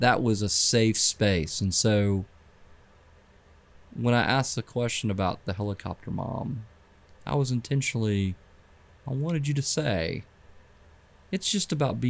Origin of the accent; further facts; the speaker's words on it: Clemson, South Carolina, United States; I grew up in Clemson. Went to Daniel High School